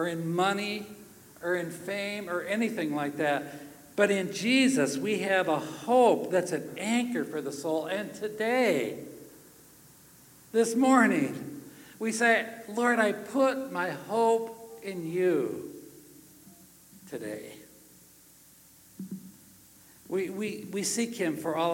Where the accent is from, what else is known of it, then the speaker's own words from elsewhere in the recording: Minnesota, United States; I come from Minnesota